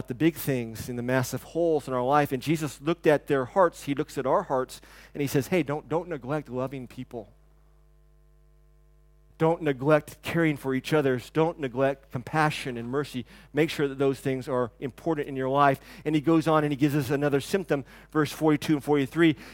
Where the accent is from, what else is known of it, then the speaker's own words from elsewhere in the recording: the South, United States; growing up in the South and you take your hat off and yes ma'am and no ma'am